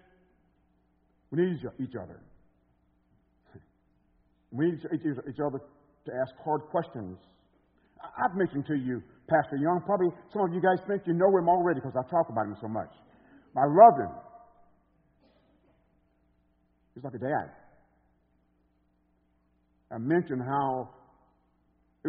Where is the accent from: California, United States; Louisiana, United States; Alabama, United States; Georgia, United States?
Alabama, United States; moved away as an adult; now in Chicago, United States; I was coming from Alabama with a super strong accent